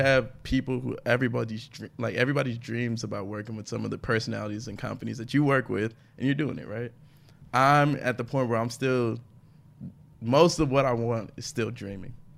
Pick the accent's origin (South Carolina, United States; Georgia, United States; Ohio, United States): Georgia, United States; Atlanta; I'm from Atlanta